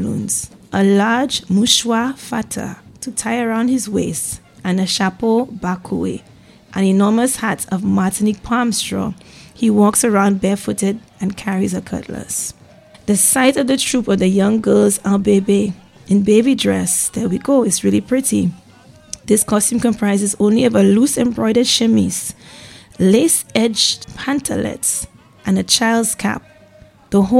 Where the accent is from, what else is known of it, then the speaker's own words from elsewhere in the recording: St. Lucia; growing up in St. Lucia